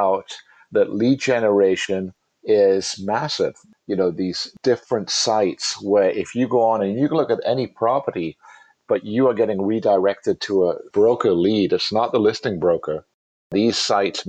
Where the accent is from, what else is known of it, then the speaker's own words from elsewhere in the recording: England, United Kingdom; accent: British; moved away; I'm, you know, from England.